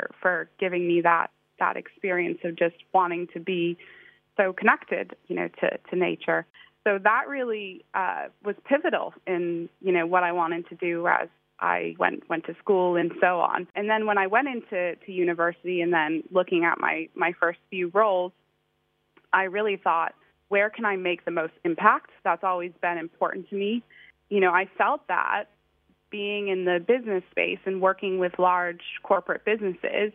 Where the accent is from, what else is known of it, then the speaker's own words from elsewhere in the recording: outside of Boston, Massachusetts, United States; moved away as an adult; now in London, United Kingdom; I did grow up in the States, in the East Coast. So outside of Boston, really cool city